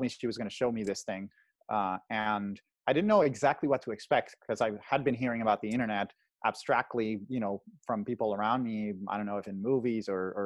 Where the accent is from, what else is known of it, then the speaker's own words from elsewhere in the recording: Caracas, Capital District, Venezuela; moved away as an adult; now in California, United States; I'm originally from Caracas, Venezuela, the capital. I was born and raised there, lived there until I was essentially 18.